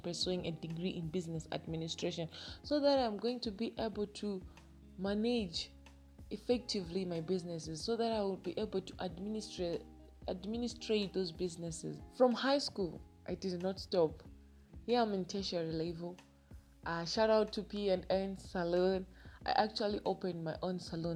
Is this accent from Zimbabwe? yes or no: yes; Zimbabwe; I'm from Zimbabwe